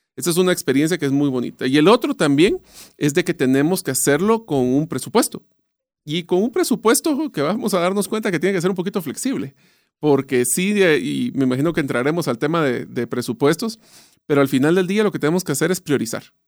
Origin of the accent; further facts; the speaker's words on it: Guatemala; yo nací, crecí, estudié en Guatemala, así que yo sí soy bien arraigado a mis raíces